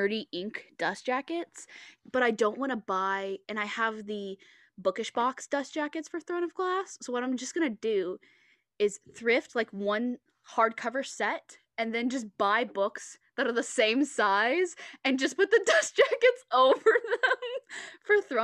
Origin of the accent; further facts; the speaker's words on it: Texas, United States; moved away; I grew up like in Texas